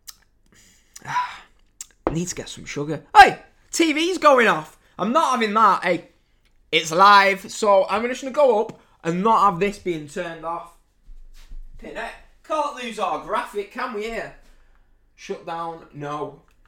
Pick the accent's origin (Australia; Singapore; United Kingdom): United Kingdom; England; I'm English